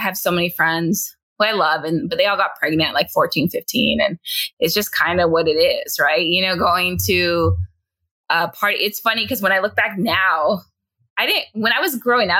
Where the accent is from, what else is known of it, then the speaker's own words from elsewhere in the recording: San Fernando, California, United States; moved away as an adult; also born or lived in Pacoima / Sylmar; now in San Diego, United States; I was raised in San Fernando, the actual city of San Fernando